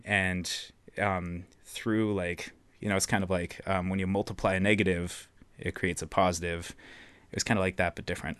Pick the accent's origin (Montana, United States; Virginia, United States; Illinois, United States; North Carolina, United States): Montana, United States; Billings; also born or lived in Missoula, Montana; I'm also from Billings, Montana, same hometown as Riley